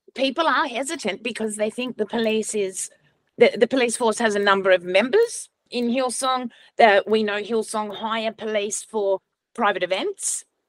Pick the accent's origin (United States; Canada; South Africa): South Africa; now in Australia; I was born in South Africa.